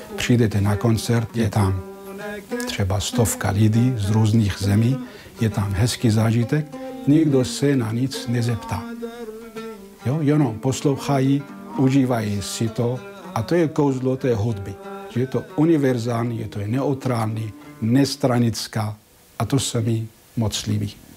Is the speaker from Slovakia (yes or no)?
no; Syria; Czech is a second language; moved away as an adult; now in Prague, Czech Republic; já jsem z východu, já jsem ze Sýrie